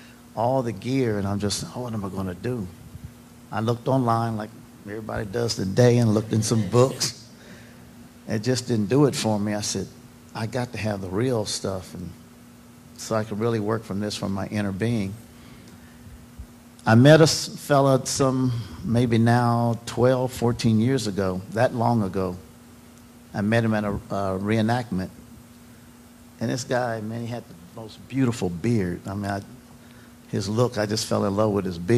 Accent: Franklin County, Ohio, United States; moved away; also born or lived in Paris, Tennessee; I was raised in Franklin County, Ohio

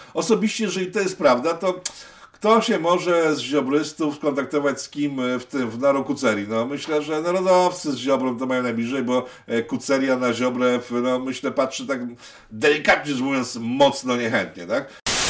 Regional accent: Łódź, Łódź Voivodeship, Poland; ja z Łodzi

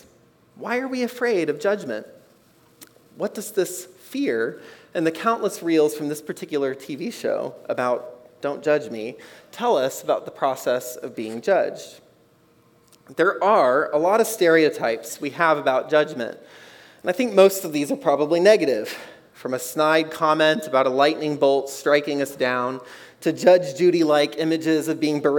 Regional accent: Texas, United States; I grew up in Texas

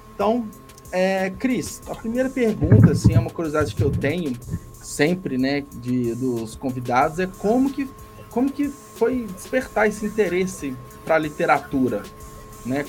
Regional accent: Belo Horizonte, Minas Gerais, Brazil; eu sou de Belo Horizonte

